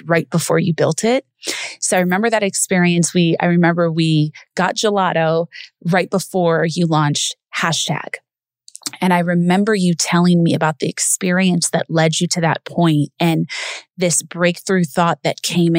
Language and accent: English; Los Angeles, California, United States; moved away as an adult; we're both from Los Angeles